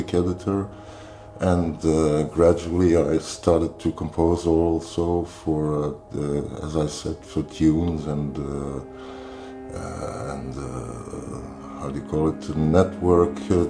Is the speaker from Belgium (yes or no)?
yes; Brussels, Brussels-Capital Region, Belgium; now in Mechelen, Belgium; I'm from Belgium. I'm from Brussels. I was born in Brussels and living in Mechelen